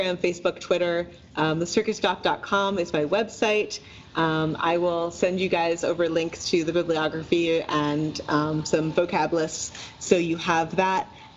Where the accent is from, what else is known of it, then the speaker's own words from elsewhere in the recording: New York, East Coast, United States; now in Seattle, United States; growing up on the East Coast, in like the New York, New Jersey area